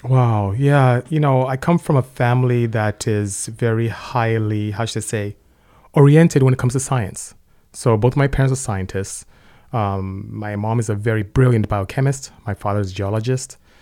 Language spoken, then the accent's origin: English; Nigeria; moved away as an adult; also born or lived in Lynwood, California; now in United States; you can hear from my accent. I'm not from here. I'm Nigerian, from West Africa. Came here to study chemical engineering, and, uh, ended up staying.